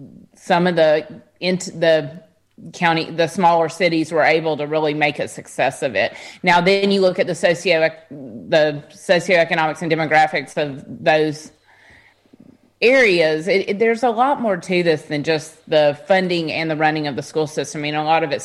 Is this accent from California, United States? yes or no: no; Memphis, Tennessee, United States; I grew up in Memphis. I was in a private school, though.